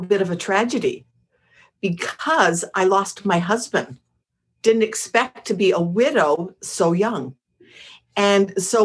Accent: Montreal, Quebec, Canada; moved away; I'm from Montreal

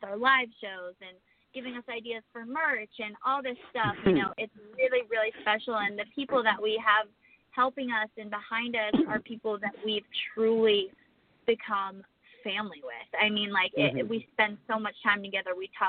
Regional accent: Connecticut, United States; Well, we're from Connecticut originally, and that's right by the Atlantic Ocean.

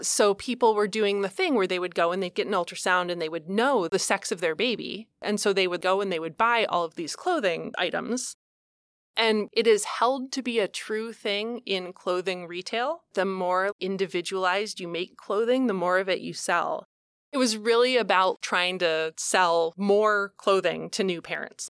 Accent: Columbus, Ohio, United States; I grew up in Columbus, Ohio

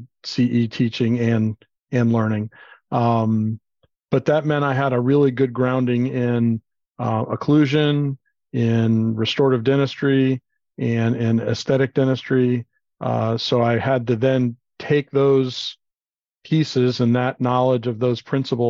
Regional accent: Miami, Florida, United States; moved away; I grew up in Miami, Florida

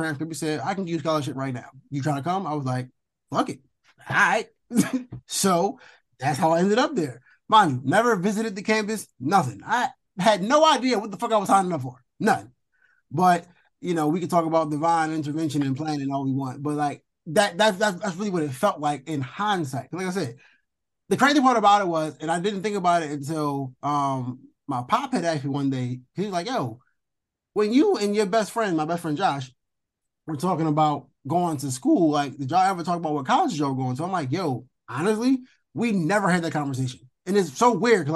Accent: Philadelphia, Pennsylvania, United States; I'm from Philly

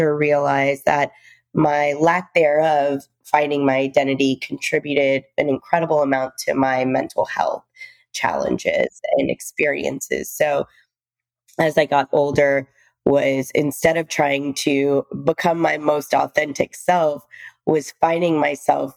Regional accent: Texas, United States; also born or lived in India / New York / Seattle; now in West Palm Beach, United States; I was born in India. My father came to the US a little bit before, and my mom and I were living in India. And we moved to the US. We moved to the deep south when I was about two, and Texas to be exact

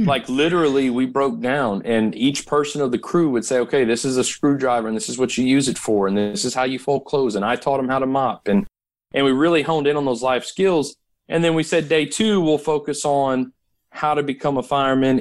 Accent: Katy, Texas, United States; also born or lived in Louisiana; when I was 15 years old in my hometown of Katy, Texas

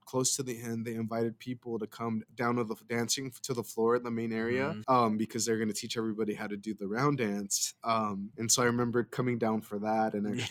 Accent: Caldwell, Idaho, United States; I come from Caldwell, we don't really have a large Native community down here that does things like

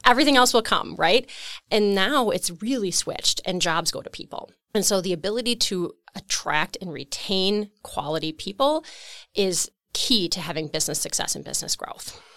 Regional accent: Waupun, Wisconsin, United States; I grew up in Waupun, Wisconsin, actually in the rural area, Alto

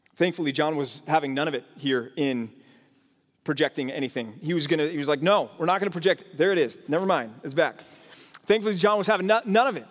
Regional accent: North Texas, United States; moved away; also born or lived in California; growing up out here

